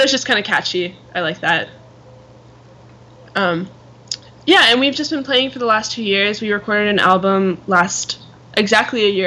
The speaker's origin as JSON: {"language": "English", "country": "Canada", "said": "So I'm Canadian, so um, I'm gonna move there."}